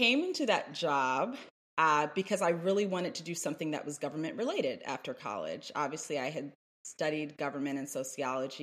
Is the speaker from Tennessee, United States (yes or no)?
no; Washington, District of Columbia, United States; I'm from Washington, D.C.